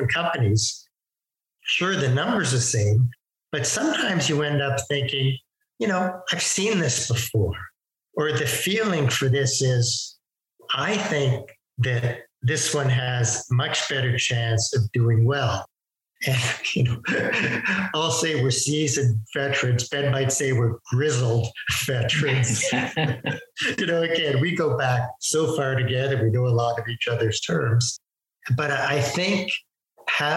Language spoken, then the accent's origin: English; Toronto, Ontario, Canada; we're from Toronto